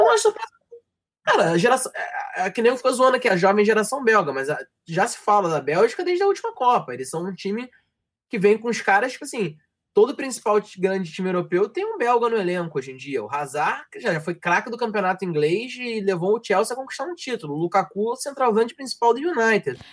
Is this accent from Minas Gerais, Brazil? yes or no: no; Rio de Janeiro, Brazil; accent: carioca; meu sotaque é o sotaque estereótipo do carioca